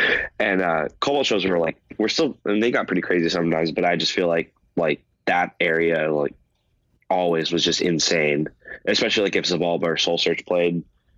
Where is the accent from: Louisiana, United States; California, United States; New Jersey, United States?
California, United States; Valencia; And then growing up in Valencia, there was a it wasn't even a venue, it was just a park that they had punk shows